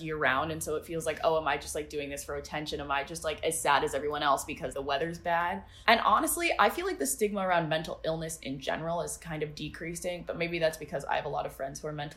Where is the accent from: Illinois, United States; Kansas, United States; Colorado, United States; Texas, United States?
Colorado, United States; Steamboat Springs; moved away as an adult; also born or lived in Maine; now in Evanston, United States; I'm from Steamboat Springs, Colorado